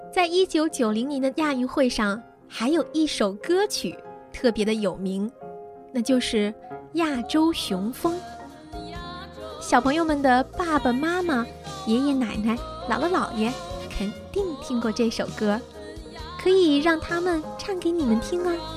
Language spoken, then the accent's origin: Chinese; China; 我们是中国人